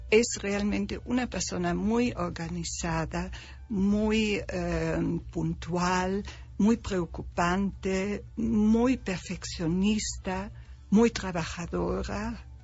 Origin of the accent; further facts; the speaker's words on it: Germany; now in Mexico; Yo soy alemana, 100% alemana.